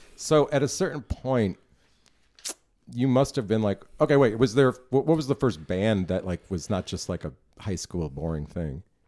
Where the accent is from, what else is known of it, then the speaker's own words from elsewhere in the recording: New York, United States; also born or lived in Chicago / Los Angeles / Austin; now in Dallas, United States; I was born in New York